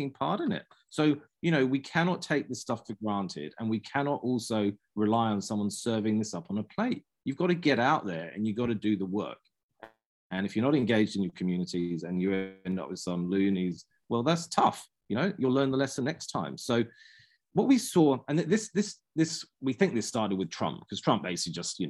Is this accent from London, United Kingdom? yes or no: yes; London, United Kingdom; also born or lived in Christchurch; now in New Zealand; I grew up cycling in London